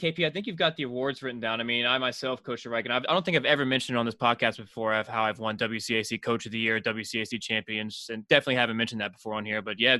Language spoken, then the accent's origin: English; Maryland, United States; we're from Maryland.